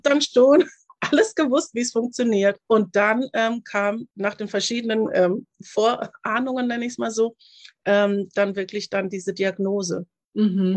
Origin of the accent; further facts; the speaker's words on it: Germany; ich bin hier in Deutschland aufgewachsen